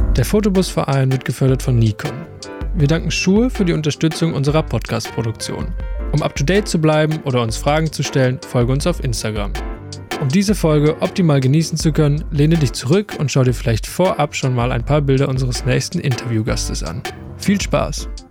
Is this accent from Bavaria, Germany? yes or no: yes; Traunstein, Bavaria, Germany; ich komme nämlich auch aus Traunstein